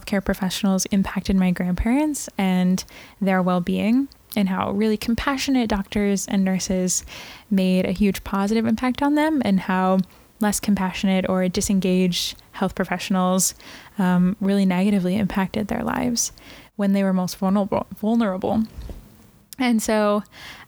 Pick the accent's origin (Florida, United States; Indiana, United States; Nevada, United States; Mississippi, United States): Indiana, United States; Brownsburg; From a town 20 minutes outside of Indianapolis, right, called Brownsburg, Indiana